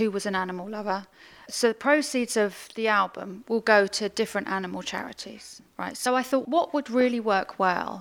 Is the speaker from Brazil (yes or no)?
no; Essex, East of England, United Kingdom; our local crematorium where I grew up in Essex